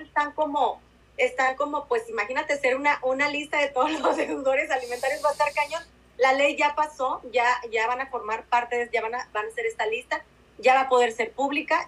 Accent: Mexico; nosotras como mexicanas

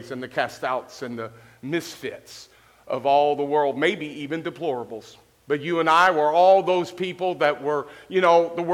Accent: Louisville, Kentucky, United States; also born or lived in Cincinnati, Ohio; now in Gallipolis, United States; A boy that was raised a period of time in the projects in Louisville, Kentucky

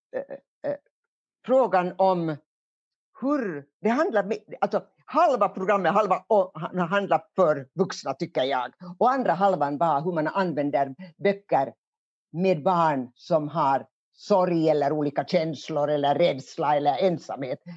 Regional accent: Hamina, Kymenlaakso, Finland; accent: eastern Finland Swedish; also born or lived in Kotka; now in Helsinki, Finland; jag kommer från Kymmenedalen. Och Kymmenedalen, där går ju Kymmenefloden, älven. Och det var gränsen mellan Sverige och Ryssland ända fram till 1809 då freden slöts i Fredrikshamn. Så jag är uppvuxen alltså i en gammal kulturstad

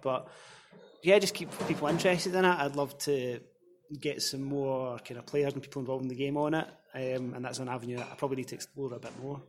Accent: Scotland, United Kingdom; as a Scottish football fan

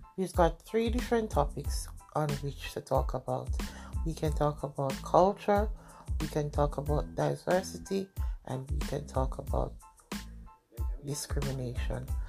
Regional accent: Saint Catherine, Jamaica; I am a Jamaican. I was born in Jamaica and brought up in Jamaica in the parish of St. Catherine

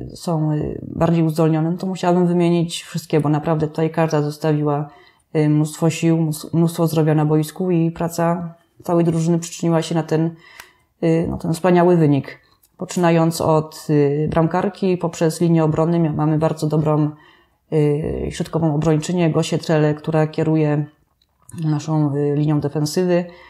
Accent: Staniątki, Lesser Poland, Poland; Ja ze Staniątek pochodzę

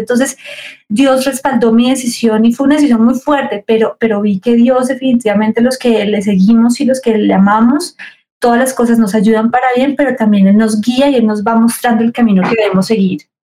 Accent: Cali, Valle del Cauca, Colombia; soy de Cali. Soy de Cali

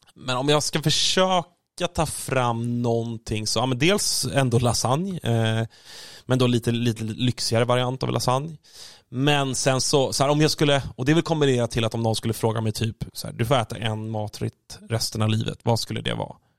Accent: Stockholm, Stockholm County, Sweden; som stockholmare själv

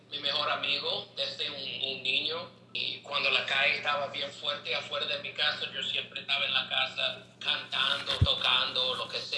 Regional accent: New York City, New York, United States; Spanish is a second language; soy un americano que nací en Brooklyn, New York.

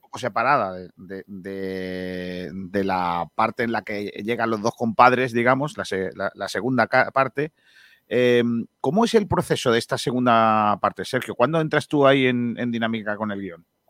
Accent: Málaga, Andalusia, Spain; cuando me preguntaban de dónde eres, de, Málaga

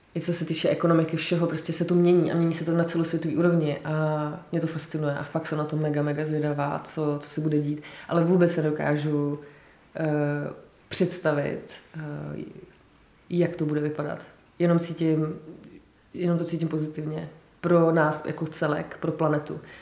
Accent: Czechia; also born or lived in Scotland; já jsem vlastně velmi hrdá na to, že jsem Češka

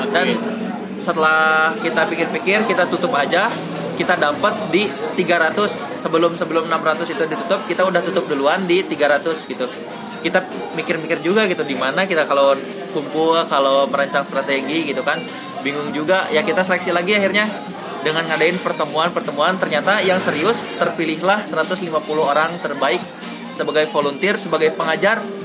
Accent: Cianjur, West Java, Indonesia; kita sebagai anak Cianjur

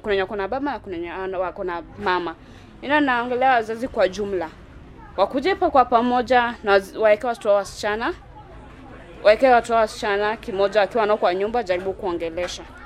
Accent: Sarang'ombe, Kibra, Nairobi, Kenya; Natoka Sarang'ombe

